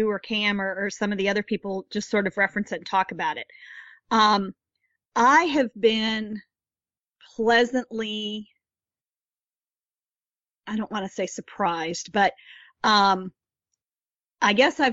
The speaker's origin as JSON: {"language": "English", "country": "United States", "said": "being American, but being a female"}